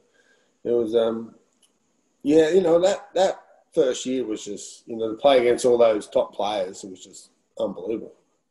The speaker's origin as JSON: {"language": "English", "country": "Netherlands", "said": "because when I come from Holland and how they play football and how they prepare for games"}